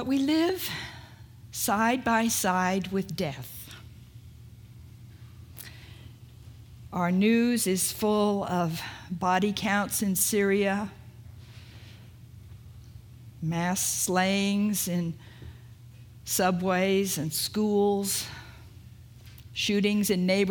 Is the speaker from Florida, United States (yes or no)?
no; California, United States; also born or lived in Oregon; I'm from California.